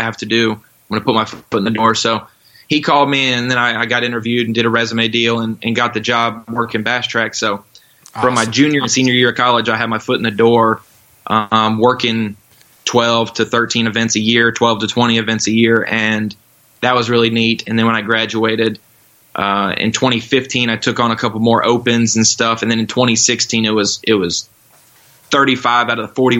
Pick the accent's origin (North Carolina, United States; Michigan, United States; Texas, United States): North Carolina, United States; moved away as an adult; also born or lived in Florida; now in Arkansas, United States; We moved to North Carolina, and I spent the last 18 or 19 years of my life there before moving to Arkansas last year